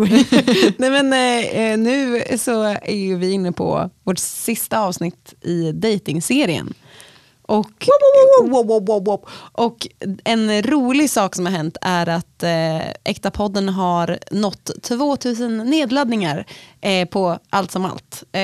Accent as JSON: {"language": "Swedish", "town": "Stockholm", "region": "Stockholm County", "country": "Sweden", "tie": "born or raised there", "said": "eller jag är uppvuxen i Stockholm och då är det ändå ett eh, sommartecken, eller vårtecken var att eh, gå på Gröna Lund."}